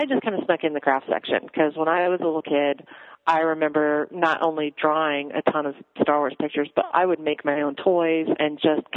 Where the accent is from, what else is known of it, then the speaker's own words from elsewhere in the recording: Midwest, United States; I grew up in the Midwest